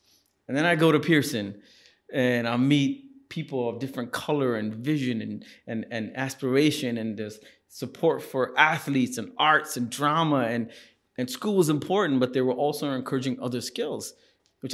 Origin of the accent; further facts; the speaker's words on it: Singapore; But, you know, when you're growing up in Singapore, this is the 80s, it's also one of the most racist places to be in.